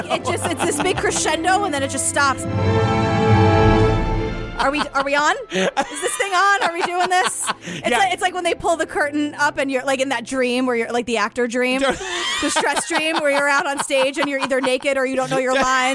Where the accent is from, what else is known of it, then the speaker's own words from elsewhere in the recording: New York, United States; as a New Yorker